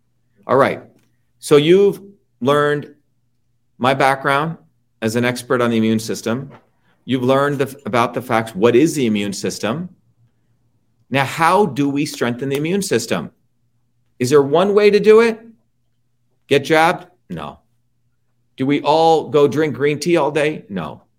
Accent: New Jersey, United States; now in Boston, United States; That's all we did growing up in Jersey. First time I ever heard of allergies was when I came to Boston.

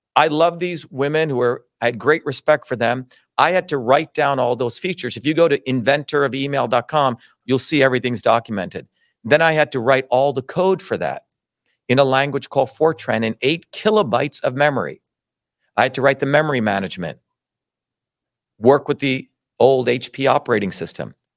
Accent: New Jersey, United States; also born or lived in Mumbai, India / Paterson, New Jersey / Clifton, New Jersey; when I grew up in Jersey, I grew up among hardworking Italian immigrants

